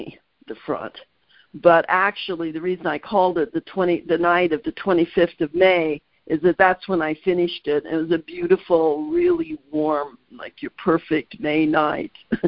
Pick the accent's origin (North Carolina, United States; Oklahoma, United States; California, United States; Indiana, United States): Indiana, United States; also born or lived in Nebraska; we moved to Indiana when I was like 7